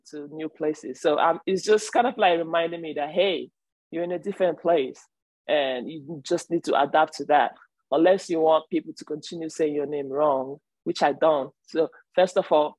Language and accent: English; Lagos, Nigeria; moved away as an adult; also born or lived in Oklahoma / Oakland University, Michigan; now in United States; I'm from Nigeria, Lagos, Nigeria